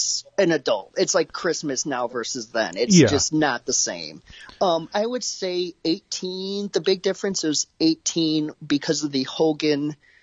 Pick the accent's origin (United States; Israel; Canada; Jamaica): United States; Detroit, Michigan; 23 was neat to go to because it was obviously my hometown.